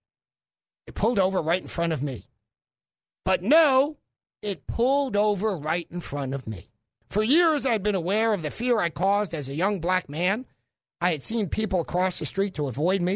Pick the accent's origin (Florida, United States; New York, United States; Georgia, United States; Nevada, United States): New York, United States; New York City; now in Little Rock, United States; I'm from Brooklyn